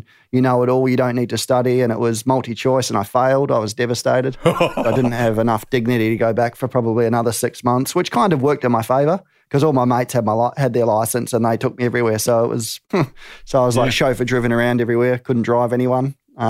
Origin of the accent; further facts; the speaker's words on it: New Zealand; And, you know, being New Zealander, I'm a New Zealander